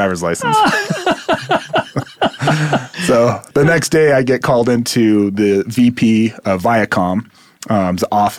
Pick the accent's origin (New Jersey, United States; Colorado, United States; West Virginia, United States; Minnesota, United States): Colorado, United States; Louisville; also born or lived in California; So born and raised in Louisville, Colorado.